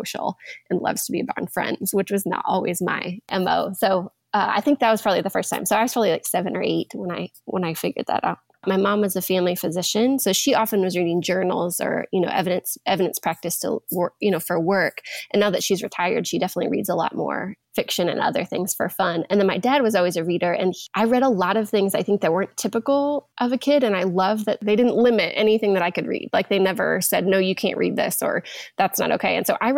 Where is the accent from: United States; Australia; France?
United States; Montana; I've always been a reader. I grew up in Montana, so a small rural town, and I could ride my bike to the library.